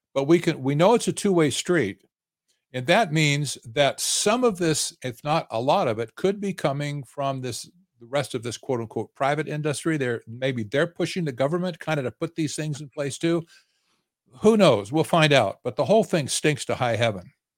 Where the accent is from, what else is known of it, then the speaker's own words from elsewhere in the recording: Arizona, United States; I'm in, I'm from Arizona